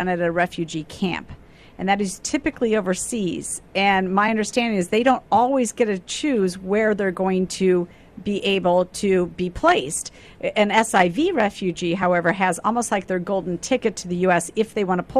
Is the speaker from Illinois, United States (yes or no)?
yes; Wheaton, Illinois, United States; I'm from Wheaton, right in your area